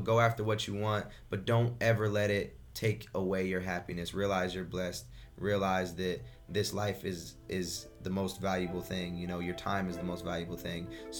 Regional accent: Bloomington, Illinois, United States; Bloomington, Illinois.

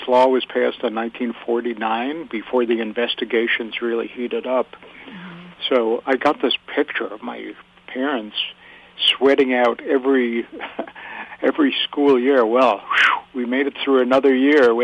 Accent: Yonkers, New York, United States; Well, I grew up in Yonkers, New York, but my parents had lived in the Bronx for many

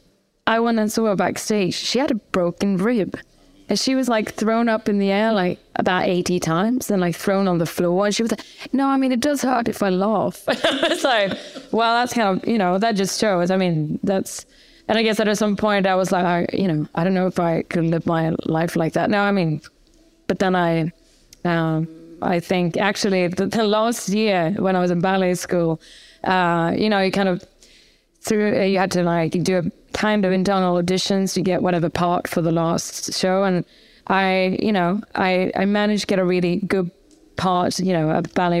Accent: Gothenburg, Västra Götaland, Sweden; English is a second language; moved away as an adult; I was raised in Gothenburg, second biggest town in Sweden.

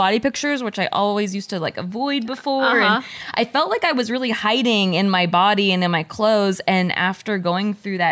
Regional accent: Philippines; I am Filipino

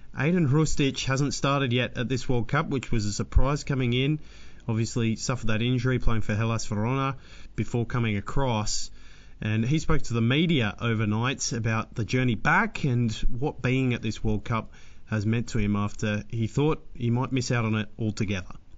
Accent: Melbourne, Victoria, Australia; that's in Melbourne, you know, that's my hometown

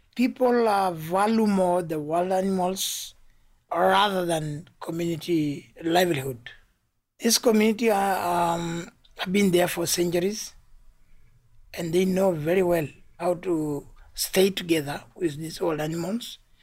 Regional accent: Tanzania; I come from Tanzania

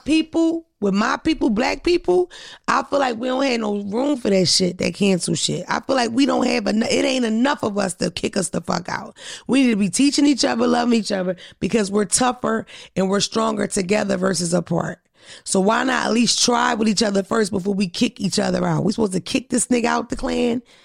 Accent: Philadelphia, Pennsylvania, United States; I'm from Philadelphia.

